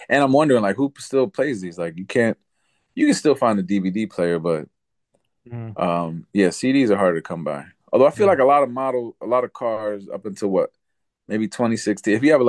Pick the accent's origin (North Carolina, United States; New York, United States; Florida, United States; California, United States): New York, United States; because growing up around New York, like you tend to like avoid panhandlers in a way.